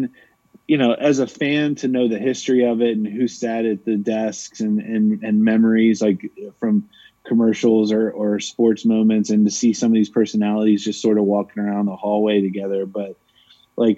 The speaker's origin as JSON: {"language": "English", "town": "Cincinnati", "region": "Ohio", "country": "United States", "tie": "born or raised there", "also_born_or_lived": "Northern Kentucky", "said": "Born and raised on the Cincinnati side"}